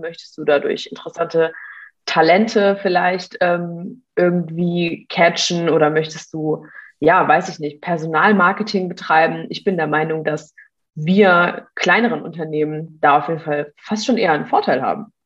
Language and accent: German; Mannheim, Baden-Württemberg, Germany; Ich komme auch ursprünglich aus Mannheim.